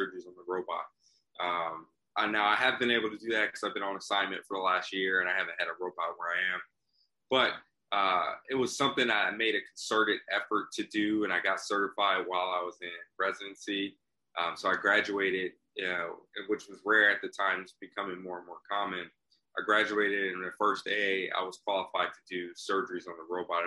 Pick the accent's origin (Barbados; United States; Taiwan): United States; Long Beach, California; also born or lived in Hawaii / Compton, California; I'm originally from Hawaii, grew up in sort of California, all over. Compton and Long Beach is what I really call home.